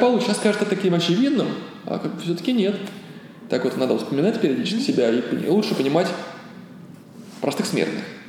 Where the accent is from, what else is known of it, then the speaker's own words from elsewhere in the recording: Ulyanovsk, Ulyanovsk Oblast, Russia; moved away as an adult; also born or lived in Moscow; я сам из Ульяновска родом